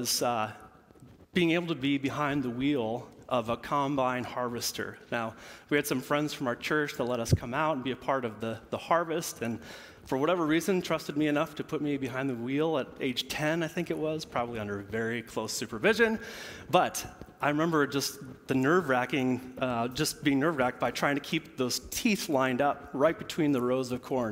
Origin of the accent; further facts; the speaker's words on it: Central Illinois, United States; moved away; I am from Central Illinois